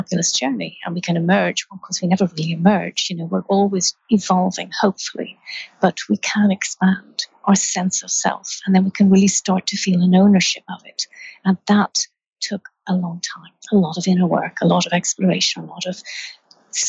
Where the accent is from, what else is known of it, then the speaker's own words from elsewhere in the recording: Ireland; I grew up in Ireland